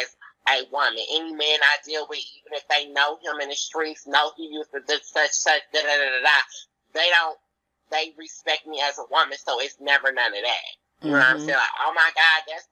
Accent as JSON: {"language": "English", "town": "Dayton", "region": "Ohio", "country": "United States", "tie": "born or raised there", "said": "born and raised here"}